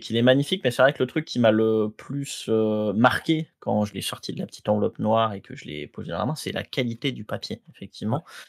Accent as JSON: {"language": "French", "country": "Guadeloupe", "tie": "born or raised there", "said": "j'ai grandi en Guadeloupe"}